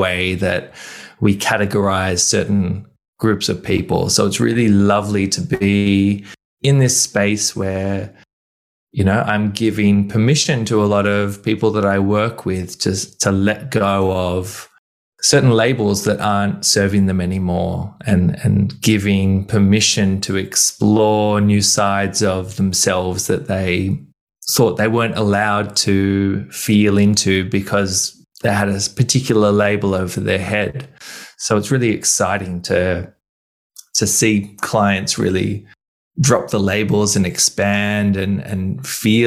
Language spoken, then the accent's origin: English; Sydney, New South Wales, Australia; moved away as an adult; also born or lived in Melbourne / Berlin; I grew up in Sydney. In my mid-20s, I moved to Melbourne